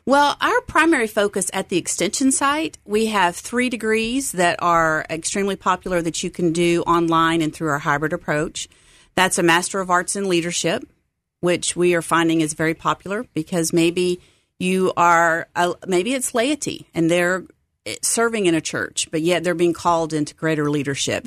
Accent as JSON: {"language": "English", "region": "Texas", "country": "United States", "tie": "born or raised there", "also_born_or_lived": "San Diego, California", "moved": "yes", "lives_now": "Memphis, United States", "said": "I grew up in Texas"}